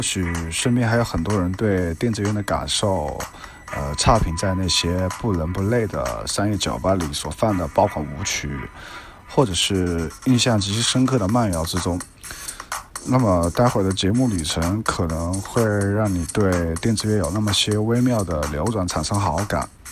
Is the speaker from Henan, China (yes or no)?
no; Changsha, Hunan, China; 我来自霍兰长沙